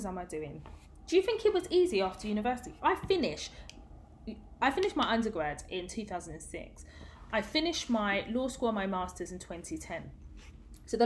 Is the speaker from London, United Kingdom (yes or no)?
yes; London, United Kingdom; I grew up in Tottenham, and Tottenham was the hood